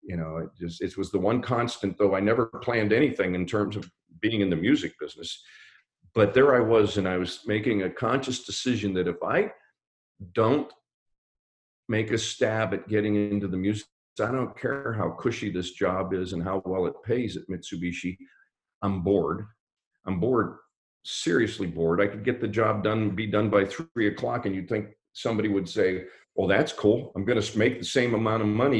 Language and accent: English; Pittsburgh, Pennsylvania, United States; moved away; I'm from Pittsburgh